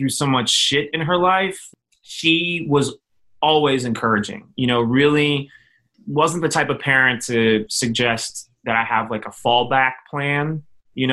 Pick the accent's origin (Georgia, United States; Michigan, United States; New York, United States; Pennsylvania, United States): Pennsylvania, United States; Philadelphia; born or raised there; also born or lived in Minneapolis, Minnesota